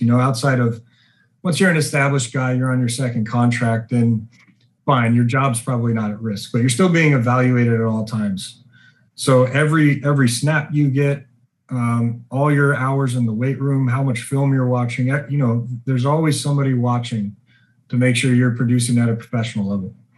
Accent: Gillette, Wyoming, United States; moved away as an adult; also born or lived in Colorado; growing up in Wyoming is great. Small town, everyone knows everyone, and sports is king there

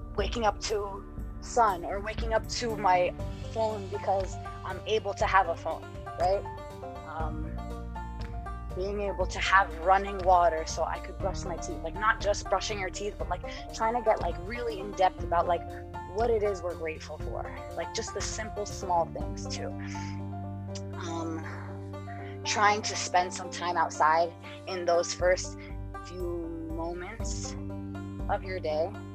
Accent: East Coast, United States; I I grew up on the East Coast

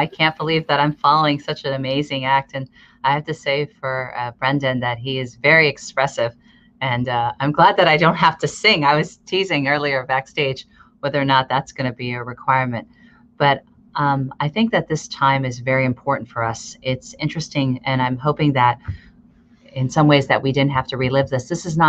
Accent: United States; also born or lived in Chicago, Illinois / Pennsylvania; now in Fremont, United States; Growing up, I grew up in Chicago and Pennsylvania, and during a period of the Vietnam War era.

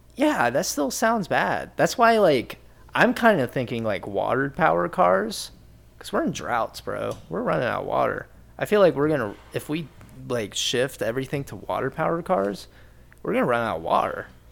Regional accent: rural Ohio, United States; growing up in Ohio, rural Ohio, my entire life

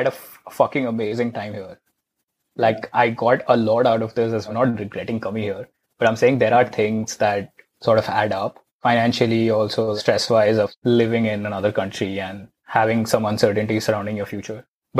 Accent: India; moved away as an adult; now in United States

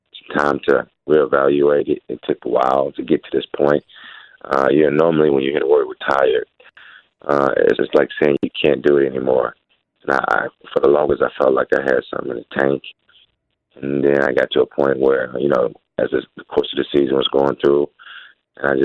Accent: Detroit, Michigan, United States; I'm from Detroit language

